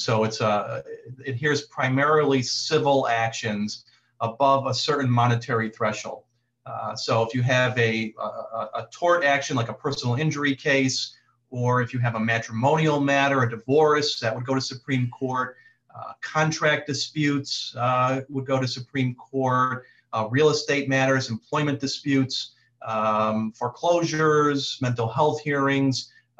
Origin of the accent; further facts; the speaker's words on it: central New York, United States; So born and raised in central New York, I live in Utica with my wife, Erica.